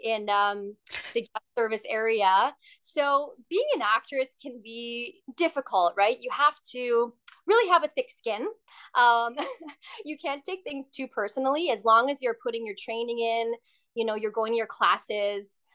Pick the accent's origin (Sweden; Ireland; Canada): Canada; Surrey, British Columbia; also born or lived in Burnaby, British Columbia; now in Vancouver, Canada; I was born in Burnaby, BC, and grew up in Surrey with my brother Marco